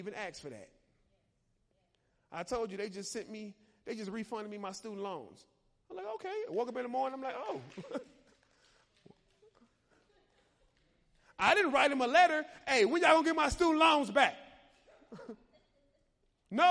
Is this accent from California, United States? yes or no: no; Chicago, Illinois, United States; I'm from Chicago